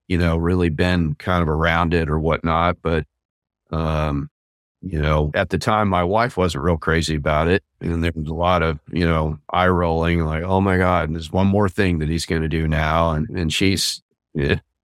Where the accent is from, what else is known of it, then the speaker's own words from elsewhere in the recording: Southeast Kansas, United States; I grew up near Kansas City in Southeast Kansas.